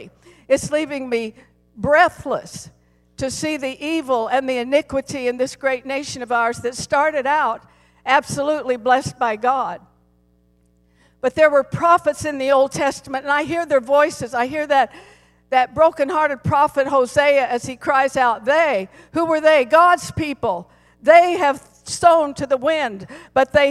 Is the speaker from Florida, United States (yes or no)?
no; Colorado, United States; I was born and raised in Colorado, and I love my home state